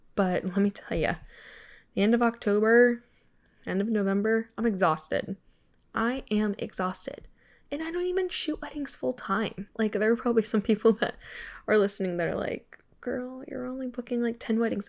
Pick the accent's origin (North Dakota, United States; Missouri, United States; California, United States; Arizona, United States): California, United States; moved away; growing up in California